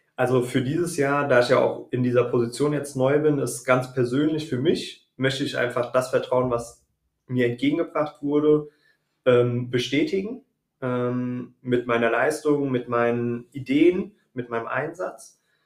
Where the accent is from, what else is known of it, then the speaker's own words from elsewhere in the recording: the Frankfurt commuter belt, Hesse, Germany; moved away as an adult; also born or lived in Wiesbaden area; now in Wiesbaden, Germany; komme ursprünglich ähm, aus dem Speckgürtel von Frankfurt und lebe jetzt seit fünf Jahren, sechs Jahren hier im Wiesbadener Raum